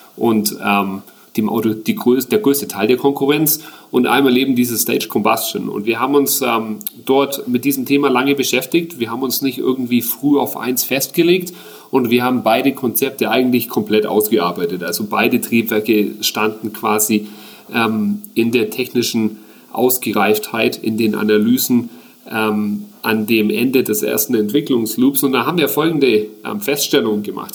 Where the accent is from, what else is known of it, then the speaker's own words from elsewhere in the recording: Augsburg, Bavaria, Germany; moved away as an adult; also born or lived in United States / Australia / New Zealand; now in Augsburg, Germany; tatsächlich bin ich hier in Augsburg geboren. Ich bin aber in frühen Jahren ins Ausland, war dann ganze zehn Jahre weg